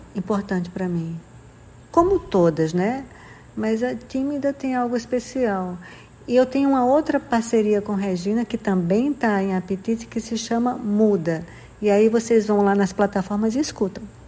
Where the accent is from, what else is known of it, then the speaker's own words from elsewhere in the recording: João Pessoa, Paraíba, Brazil; moved away as an adult; also born or lived in Rio de Janeiro; voltando a, morar em João Pessoa, que é a minha cidade, onde eu nasci e cresci